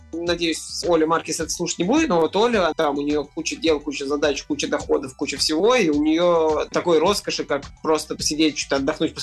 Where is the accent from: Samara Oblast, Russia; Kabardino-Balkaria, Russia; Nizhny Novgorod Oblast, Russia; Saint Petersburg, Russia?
Saint Petersburg, Russia; Я артист, музыкант из Петербурга